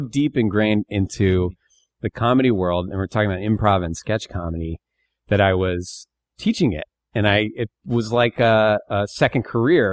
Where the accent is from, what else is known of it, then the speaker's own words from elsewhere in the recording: Bear Creek, Pennsylvania, United States; I was born in Northeast Pennsylvania, a town